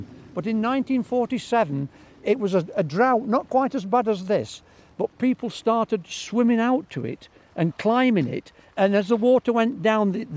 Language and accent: English; Derwent, East Midlands, United Kingdom; born or raised there